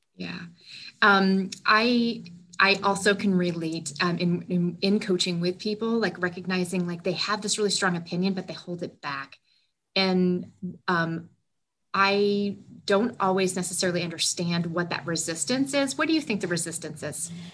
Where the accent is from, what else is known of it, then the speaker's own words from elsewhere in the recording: New Hampshire, United States; I also consider myself to be a small town girl, um, born and raised in New Hampshire